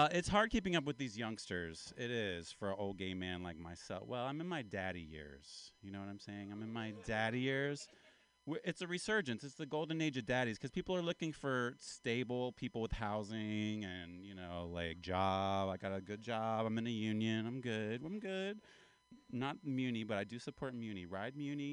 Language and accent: English; Appalachia, United States; now in California, United States; I'm from Appalachia. I'm kind of from the South. I'm an Appalachian man